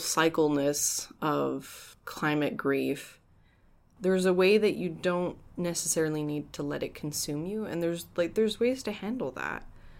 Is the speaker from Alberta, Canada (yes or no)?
yes; Edmonton, Alberta, Canada; So, like, I'm originally from Edmonton, right?